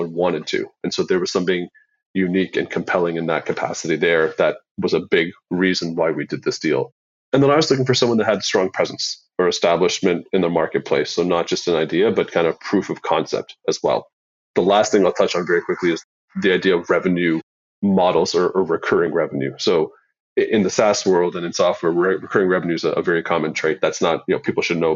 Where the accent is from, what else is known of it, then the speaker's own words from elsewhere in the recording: Canada; I'm Canadian